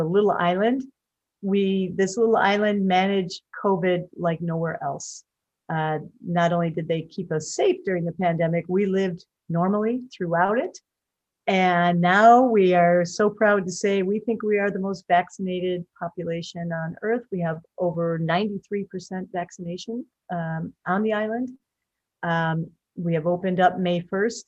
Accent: Chicago, Illinois, United States; now in Saba; I'm from the Chicagoland area.

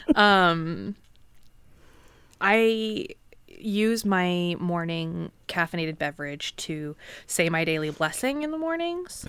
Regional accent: Pacific Northwest, United States; I grew up in the Pacific Northwest, and we used to go on field trips down to the Sound

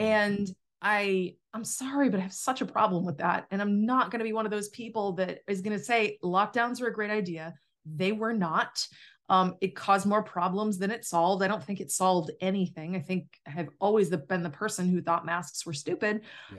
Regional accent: Massachusetts, United States; I grew up in Massachusetts

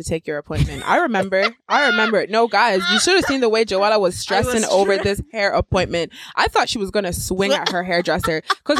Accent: Nigeria; I'm Nigerian.

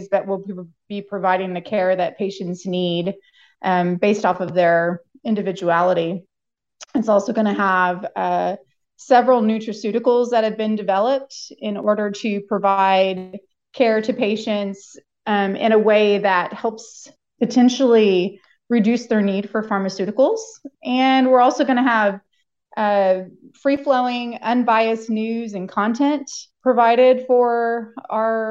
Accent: Oklahoma, United States; moved away as an adult; now in Columbia, United States; I grew up in Oklahoma

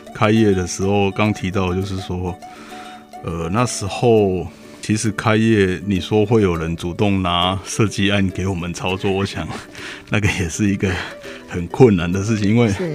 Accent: Pingtung County, Taiwan; 我从小在屏东长大

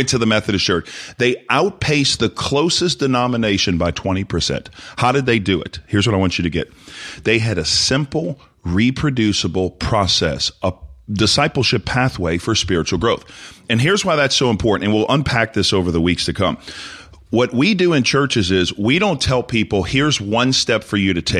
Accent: New Orleans, Louisiana, United States; You could tell I'm from the French Quarter.

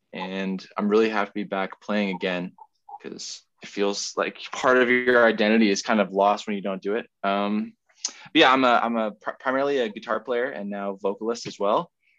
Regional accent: Ottawa, Ontario, Canada; moved away as an adult; now in Kingston, Canada; I'm from Ottawa originally, but I live in Kingston for a while

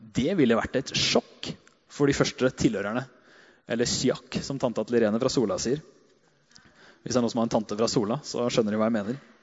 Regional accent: Hedmarken, Innlandet, Norway; Gærne sida, som vi kaller det der jeg er fra

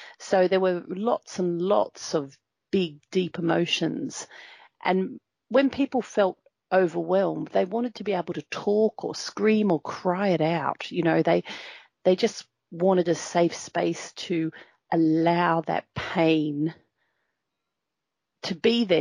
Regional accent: Nhulunbuy, Northern Territory, Australia; I grew up in Nhulunbuy in the Northern Territory

